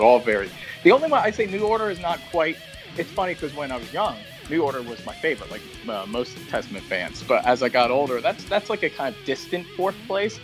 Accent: Philadelphia, Pennsylvania, United States; now in Los Angeles, United States; I'm from Philly, but we, yeah. We, we're both living

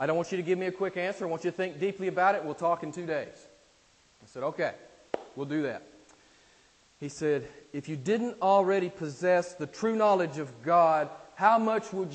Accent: United States; I'm from America

